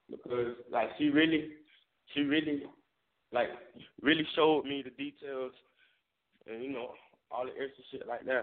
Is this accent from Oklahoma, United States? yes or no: no; Tampa, Florida, United States; Said growing up in Tampa, it was said poverty. You know, it was it. it it's just like any other any other place in America